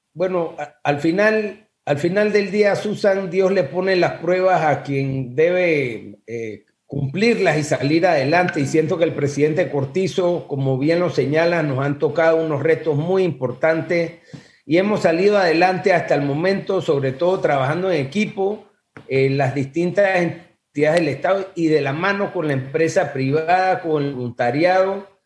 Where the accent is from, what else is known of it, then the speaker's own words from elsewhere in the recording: Panama; como panameños